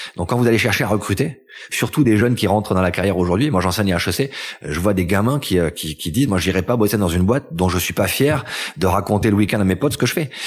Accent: L'Isle-en-Dodon, Occitania, France; also born or lived in Toulouse; Je suis né à Toulouse et j'ai grandi entre Toulouse et les Pyrénées dans un petit village qui s'appelle l'île Dodon

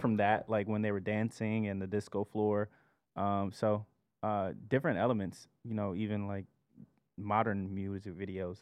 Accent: Columbia, South Carolina, United States; moved away; also born or lived in Georgia; I'm from Columbia, South Carolina, by way of Georgia

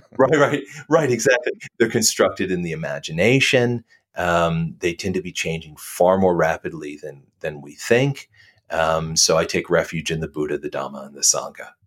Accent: the South, United States; I was brought up in the South

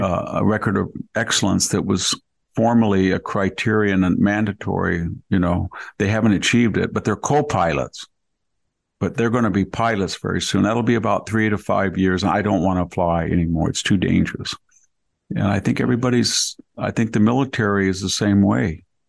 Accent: United States; born or raised there

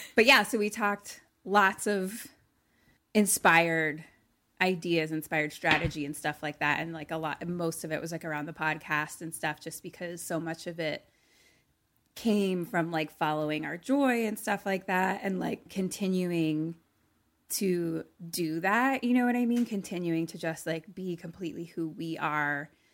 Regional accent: Philadelphia, Pennsylvania, United States; moved away; we're both from Philly

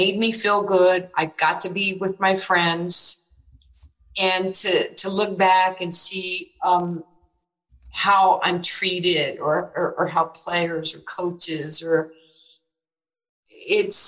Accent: New York, United States; moved away as an adult; When I was growing up in New York, you know, going up to Rucker Park

